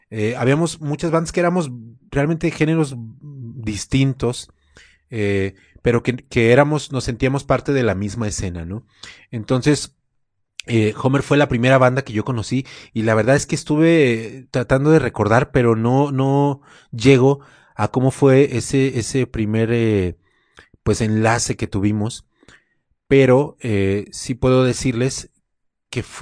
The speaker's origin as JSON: {"language": "Spanish", "town": "Guadalajara", "region": "Jalisco", "country": "Mexico", "lives_now": "Mexico City, Mexico", "said": "Me vine de, de Guadalajara a la Ciudad de México, me traje mi equipo"}